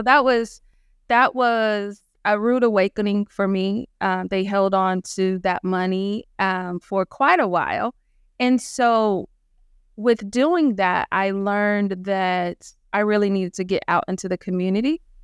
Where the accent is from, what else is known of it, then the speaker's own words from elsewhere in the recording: Clarksville, Tennessee, United States; I'm from Clarksville, Tennessee, small town, um, north of Nashville, Tennessee